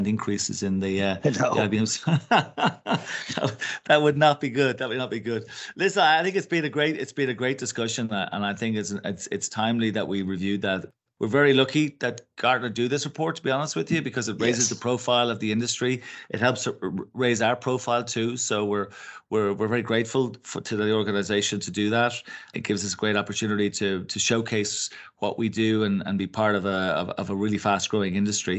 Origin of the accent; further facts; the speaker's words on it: Ireland; We're two Irish guys